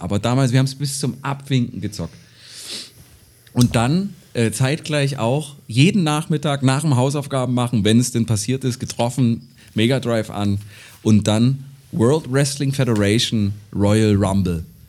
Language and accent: German; Gräfenhainichen, Saxony-Anhalt, Germany; bei uns in Gräfenhainichen